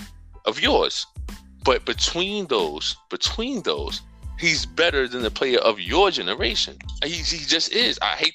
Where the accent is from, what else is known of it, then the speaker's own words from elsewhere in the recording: New York City, New York, United States; I'm from Harlem, man.